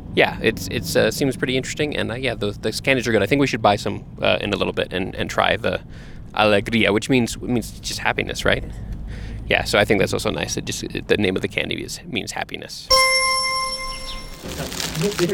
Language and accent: English; Texas, United States; we grew up in Texas